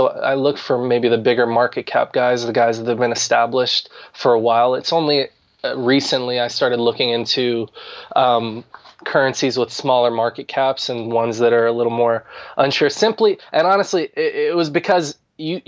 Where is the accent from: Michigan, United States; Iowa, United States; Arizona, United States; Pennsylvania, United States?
Arizona, United States; moved away as an adult; also born or lived in Washington, DC metropolitan area; now in Washington DC area, United States; I was born in Arizona, recently moved to the DC, Maryland, Virginia area